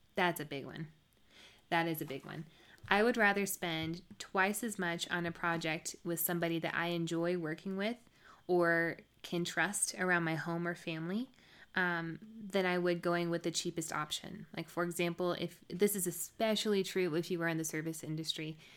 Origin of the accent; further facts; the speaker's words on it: the South, United States; I'm from the South